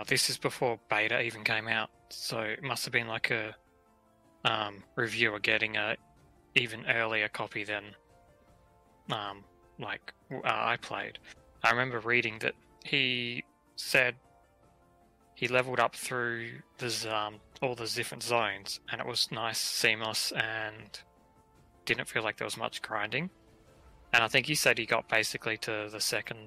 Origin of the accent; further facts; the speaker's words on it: Australia; being an Aussie